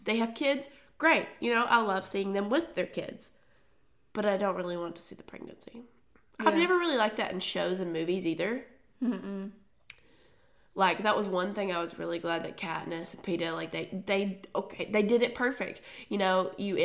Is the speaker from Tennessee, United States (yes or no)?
yes; Tennessee, United States; we're from Tennessee, and so a lot of that is just, like, the way we speak sometimes